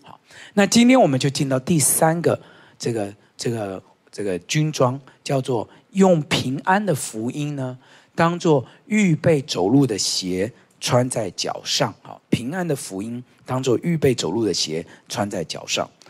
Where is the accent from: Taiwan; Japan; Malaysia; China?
Taiwan; 我们台湾人哦，跟蜈蚣一样，就是有很多鞋子